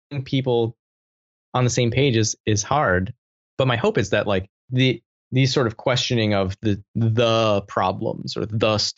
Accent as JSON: {"language": "English", "region": "Michigan", "country": "United States", "tie": "born or raised there", "said": "I grew up in the Midwest"}